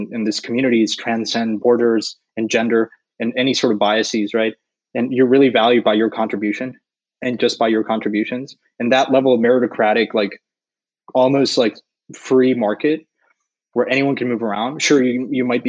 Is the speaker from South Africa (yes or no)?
no; Mexico; I'm from Mexico